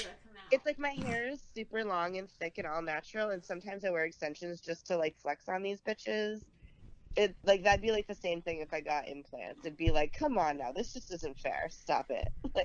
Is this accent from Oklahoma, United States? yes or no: no; Boston, Massachusetts, United States; moved away; also born or lived in New York; I'm from Boston originally, but I lived in New York a long time